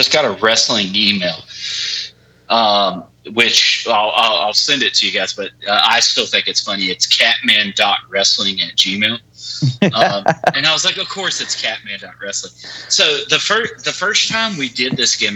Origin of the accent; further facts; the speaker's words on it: West Virginia, United States; I'm from West Virginia